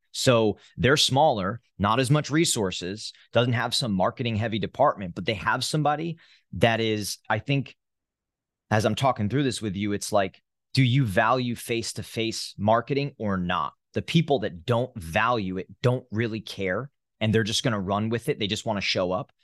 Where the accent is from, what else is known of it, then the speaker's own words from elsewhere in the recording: New Jersey, United States; moved away; I'm from New Jersey, born and raised